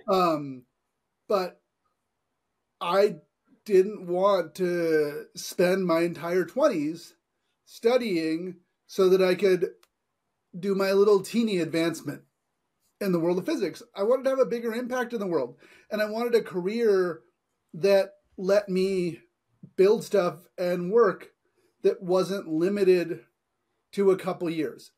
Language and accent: English; California, United States; I grew up in California